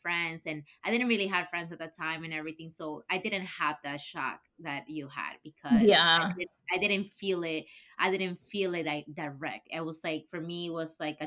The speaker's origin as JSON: {"language": "English", "country": "Ecuador", "tie": "born or raised there", "second_language": "English", "moved": "as an adult", "lives_now": "United States", "said": "I grew up in Ecuador and I graduated high school and everything, that I came here for college"}